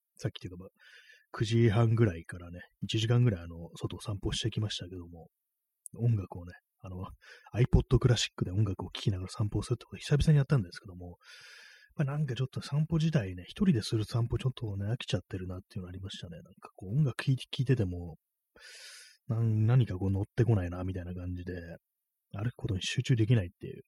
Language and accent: Japanese; Tokyo, Japan; 私が今 東京にいるんですけどもていうね、東京生まれの人間なんですけども